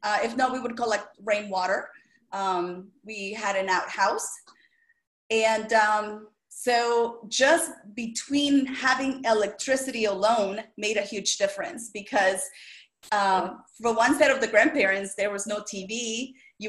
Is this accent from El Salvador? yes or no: yes; El Salvador; English is a second language; moved away; I was born and raised in El Salvador, and that's the smallest country in Central America